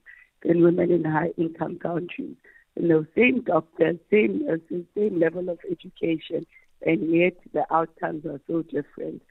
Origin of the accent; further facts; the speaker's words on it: Limpopo, South Africa; I grew up in Limpopo